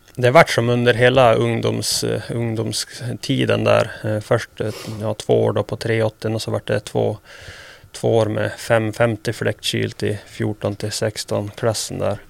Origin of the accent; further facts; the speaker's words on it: Sweden; moved away as an adult; now in United States; Här hemma i Sverige